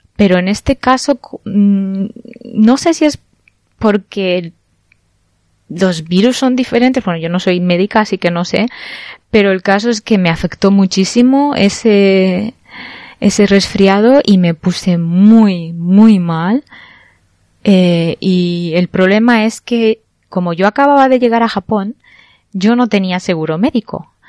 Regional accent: Barcelona, Catalonia, Spain; moved away; soy de, soy española, soy de Barcelona concretamente

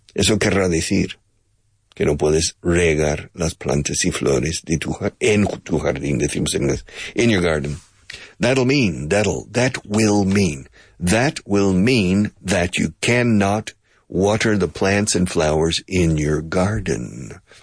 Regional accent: United States; also born or lived in Oklahoma; now in Spain; I grew up in Texas in Oklahoma

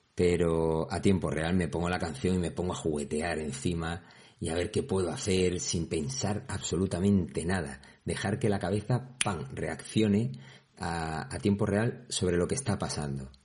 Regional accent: Andalusia, Spain; Es que soy andaluz.

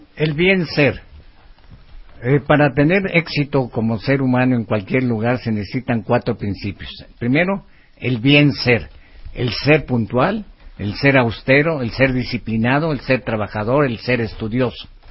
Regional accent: Mexico; nuestro México

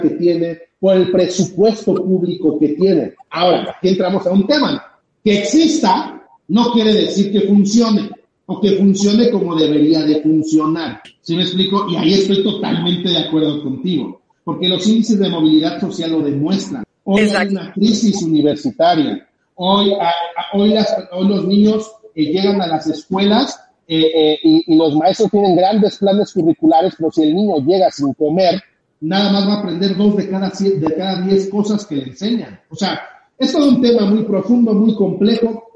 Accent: Mexico; nosotros como mexicanos

